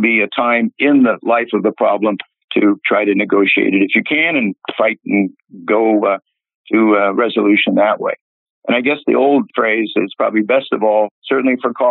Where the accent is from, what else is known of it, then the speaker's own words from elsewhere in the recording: Oakland, California, United States; also born or lived in Sonoma, California; when I was growing up in Oakland